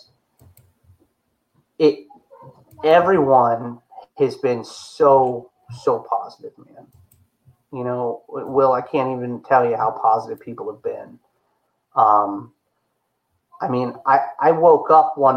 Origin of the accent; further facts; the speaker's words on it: Chesapeake, Virginia, United States; I was born in Chesapeake, Virginia.